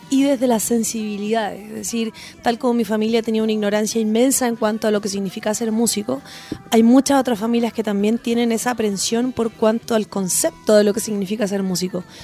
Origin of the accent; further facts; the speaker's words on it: Chile; Los chilenos somos así porque no tenemos, siento yo, ah, yo que vengo como desde el mundo al folclore